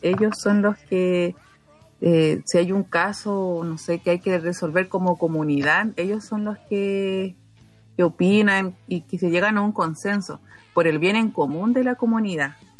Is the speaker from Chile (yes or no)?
yes; Colchane, Tarapacá, Chile; first language Aymara; Spanish is a second language; now in Antofagasta, Chile; yo provengo del pueblo de Colchanes, mis padres son del interior de Iquique. Eh, mi papá es de Colchane, mi mamá es de Parajaya